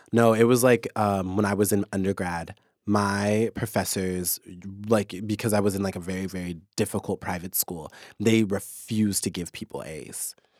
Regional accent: Kansas, United States; now in Seattle, United States; I'm from Kansas.

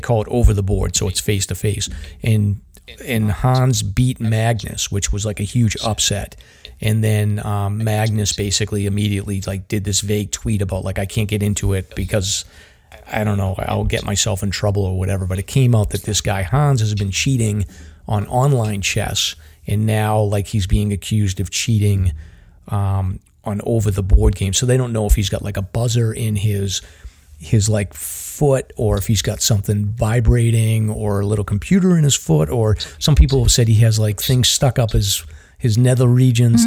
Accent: Boston, Massachusetts, United States; accent: Boston; I kind of hide my Boston accent

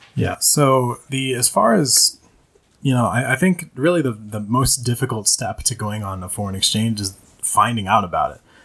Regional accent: Minnesota, United States; I was raised primarily in Minnesota, the uh, state of 10,000 lakes

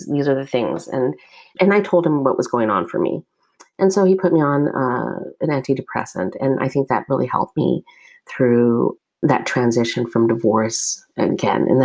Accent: United States; I am Asian American. I'm Chinese American specifically.

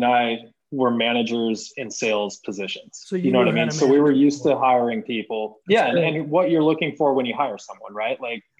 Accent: California, United States; now in Kansas City, United States; I'm from California originally also.

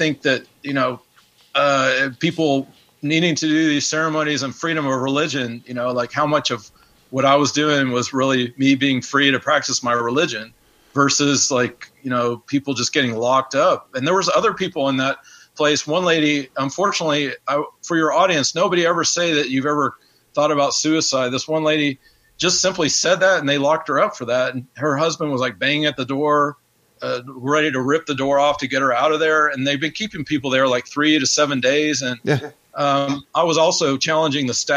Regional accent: Knoxville, Tennessee, United States; moved away; also born or lived in Atlanta, Georgia; I'm from Knoxville, Tennessee, and then I spent about 14 years in Atlanta

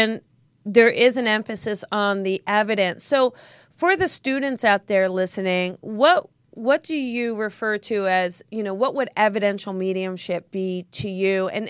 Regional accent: New Jersey, United States; I'm from New Jersey

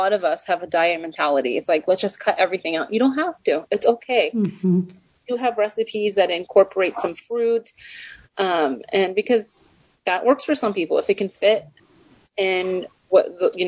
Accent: Texas, United States; moved away; I am originally I was born and raised in Texas

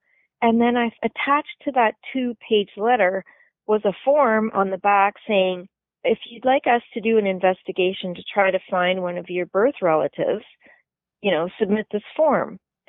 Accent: New Brunswick, Canada; born there; I was just lucky that I was born in New Brunswick, because they were an open province

